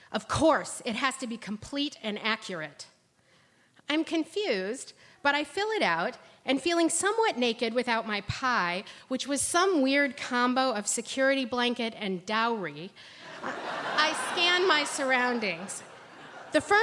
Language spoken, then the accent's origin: English; Ohio, United States; I'm from Ohio